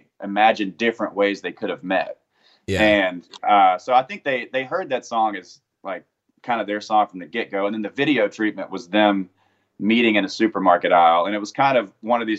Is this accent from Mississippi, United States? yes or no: yes; Hattiesburg, Mississippi, United States; moved away as an adult; now in Nashville, United States; I grew up in Hattiesburg, Mississippi